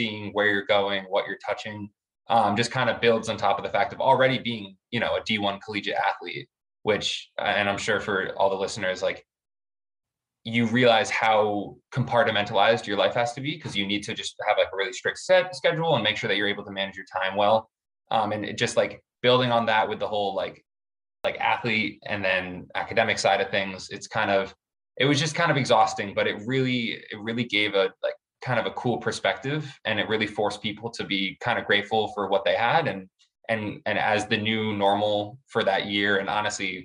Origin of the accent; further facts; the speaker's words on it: Glastonbury, Connecticut, United States; also born or lived in Providence, Rhode Island; I'm from Glassbury, Connecticut. So I swam there on a club team